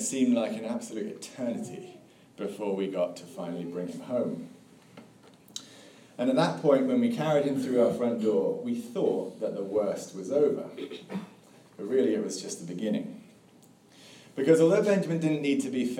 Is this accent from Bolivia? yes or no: no; England, United Kingdom; now in Tallahassee, United States; as you can probably hear, I grew up in England